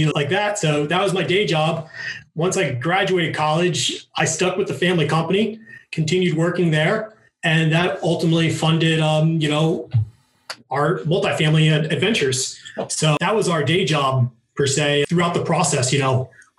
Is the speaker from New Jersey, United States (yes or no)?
yes; Morris County, New Jersey, United States; I grew up in Morris County, New Jersey